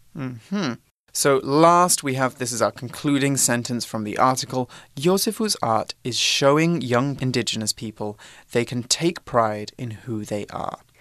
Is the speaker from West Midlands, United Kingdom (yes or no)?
yes; Droitwich, West Midlands, United Kingdom; moved away; my hometown, which Aww. is a small um, British town in the middle of England, in the Midlands. It's called Droitwich.